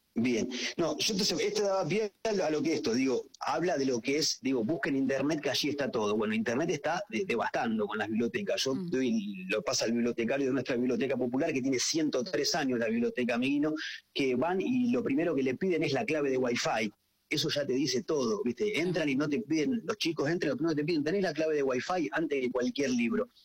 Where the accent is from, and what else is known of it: Junín, Buenos Aires Province, Argentina; also born or lived in Chacabuco